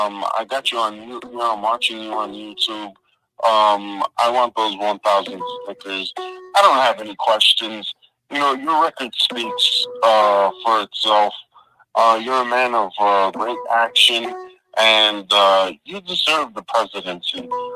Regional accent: Oklahoma, United States

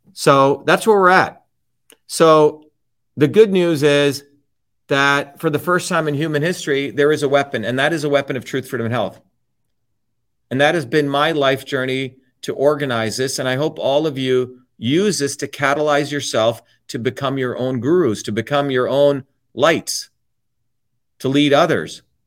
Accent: New Jersey, United States; the working class people I grew up with in New Jersey

